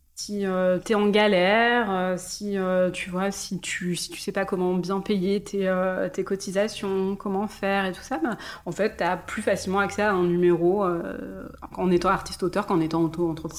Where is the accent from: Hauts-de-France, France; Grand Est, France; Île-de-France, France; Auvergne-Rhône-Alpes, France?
Grand Est, France; Mulhouse; moved away; also born or lived in southern France; J'ai grandi en Alsace, dans le du cul de l'Alsace à Mulhouse, à la frontière allemande.